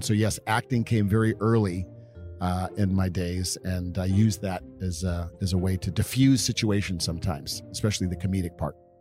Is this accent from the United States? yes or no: yes; Downers Grove, Illinois, United States; moved away; also born or lived in California; we grew up in Downers Grove, not to be confused with Donner, but as D O W N E R S